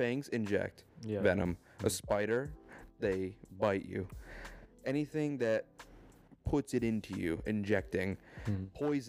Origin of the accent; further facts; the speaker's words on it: New York, United States; moved away; I'm from New York.